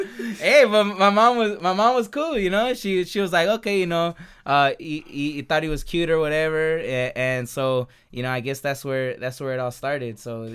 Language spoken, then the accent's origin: English; San Jose, California, United States; now in Gilroy, United States; I was born and raised in San Jose, right there on the east side there, off of a Capitol, Capitol and White over there.